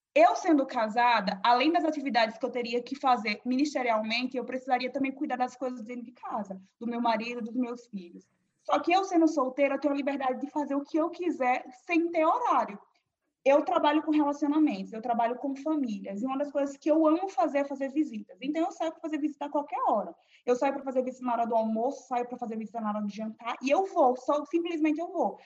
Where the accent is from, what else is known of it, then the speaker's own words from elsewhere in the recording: Aracaju, Sergipe, Brazil; moved away as an adult; eu sou nordestina, sou de Aracaju, o melhor lugar no Brasil